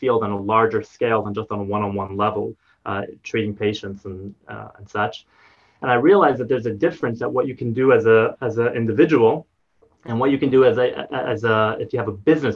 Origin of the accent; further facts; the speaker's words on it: United States; moved away as an adult; also born or lived in New Jersey / New York; now in Paradise Valley, Arizona, United States; I grew up in on the East Coast in New York, New Jersey